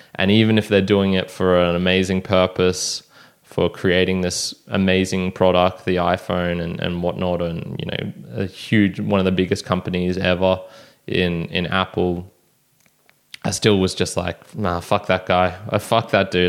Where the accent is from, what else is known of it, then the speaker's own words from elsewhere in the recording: Australia; take me as an Australian